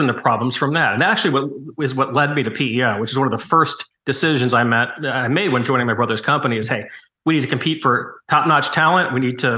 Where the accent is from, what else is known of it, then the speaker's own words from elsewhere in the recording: St. Louis, Missouri, United States; I was born in St. Louis